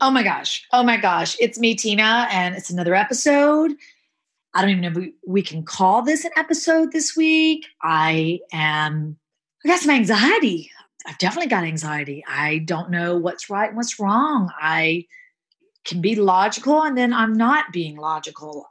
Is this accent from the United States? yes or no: yes; the South, United States; moved away as an adult; also born or lived in Hollywood Hills; growing up in the South, becoming a foster kid